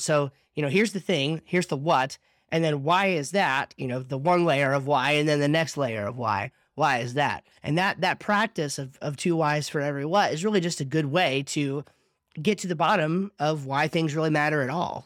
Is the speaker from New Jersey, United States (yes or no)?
yes; New Jersey, United States; now in North Carolina, United States; I'm from South Jersey